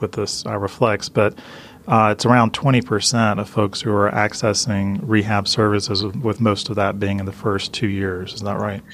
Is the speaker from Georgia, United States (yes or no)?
yes; Atlanta, Georgia, United States; my hometown of Atlanta